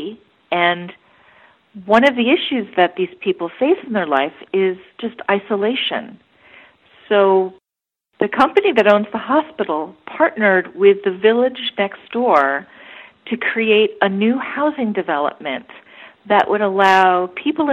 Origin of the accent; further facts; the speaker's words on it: United States; as an American